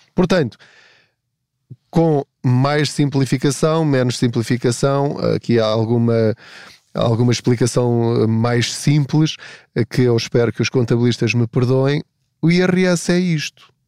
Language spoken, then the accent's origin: Portuguese; Portugal; eu sou português